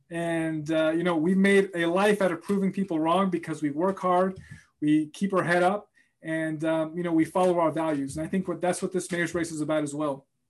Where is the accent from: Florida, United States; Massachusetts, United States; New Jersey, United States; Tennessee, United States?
Massachusetts, United States; Boston; also born or lived in Puerto Rico; a young Latino kid growing up in Boston